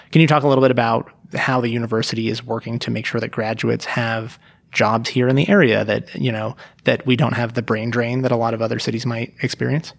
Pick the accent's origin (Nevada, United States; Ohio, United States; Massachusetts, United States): Nevada, United States; Reno; moved away as an adult; also born or lived in Las Vegas / Portland / Bay Area; I grew up here in Reno